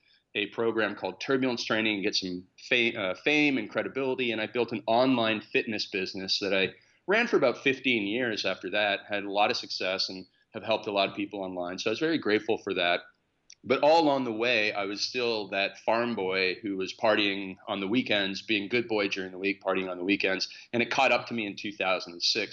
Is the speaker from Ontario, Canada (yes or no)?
yes; Stratford, Ontario, Canada; I grew up on a farm in Canada in a city called Stratford.